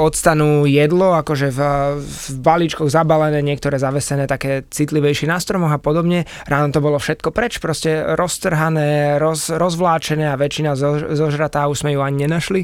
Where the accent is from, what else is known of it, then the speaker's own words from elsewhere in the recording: Bratislava, Bratislava Region, Slovakia; also born or lived in Chile; ja som chlapec z Bratislavy